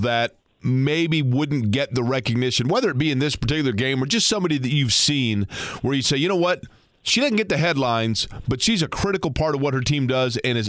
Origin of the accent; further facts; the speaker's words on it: Indianapolis, Indiana, United States; also born or lived in Shelbyville, Indiana / Evansville, Indiana; I was born and raised in Indiana. As a matter of fact, when I was born, my family lived in Shelbyville, Indiana.